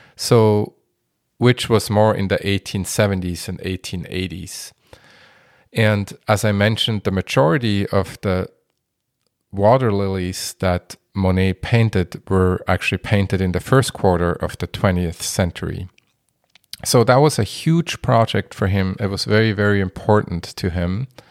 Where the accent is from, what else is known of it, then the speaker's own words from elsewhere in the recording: Basel, Basel-Stadt, Switzerland; moved away; also born or lived in Minneapolis-Saint Paul, Minnesota, United States; my hometown, Basel